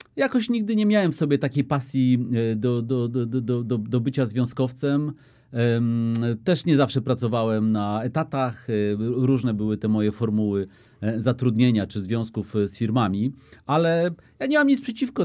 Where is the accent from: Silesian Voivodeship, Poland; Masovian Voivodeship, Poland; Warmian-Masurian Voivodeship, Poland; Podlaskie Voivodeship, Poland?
Masovian Voivodeship, Poland; Warsaw; warszawiakiem jestem z dziada pradziada